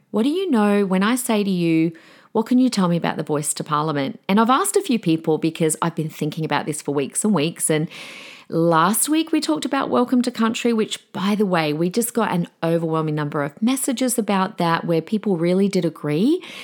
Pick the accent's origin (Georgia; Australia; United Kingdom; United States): Australia